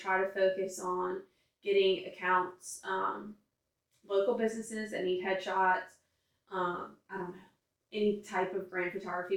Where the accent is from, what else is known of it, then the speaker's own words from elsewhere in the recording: Baton Rouge, Louisiana, United States; also born or lived in Central, Louisiana; I grew up in Central and Baton Rouge.